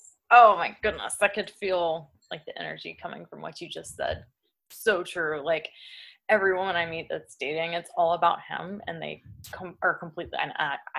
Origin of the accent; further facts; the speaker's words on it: the South, United States; I grew up in the South.